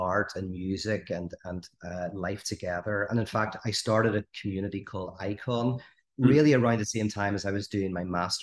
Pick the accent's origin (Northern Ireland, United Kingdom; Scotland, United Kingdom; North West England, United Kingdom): Northern Ireland, United Kingdom; I grew up in the Troubles, which is, you know, as you may or may not know, but a 30-year conflict in Northern Ireland.